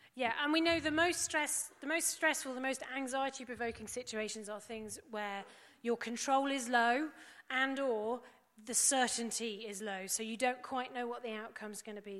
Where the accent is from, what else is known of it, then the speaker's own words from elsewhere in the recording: England, United Kingdom; we're English